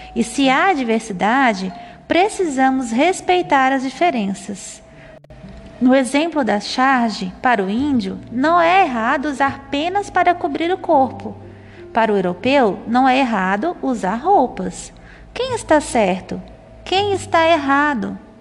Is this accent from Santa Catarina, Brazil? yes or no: yes; Santa Catarina, Brazil; moved away as an adult; now in Goiás, Brazil; Nasci e fui criada a minha vida inteira em Santa Catarina, no sul do Brasil. Porém, vivo e trabalho aqui